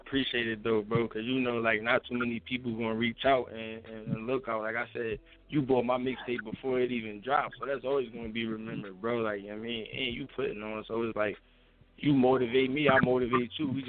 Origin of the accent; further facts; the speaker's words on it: Philadelphia, Pennsylvania, United States; I was from Philly.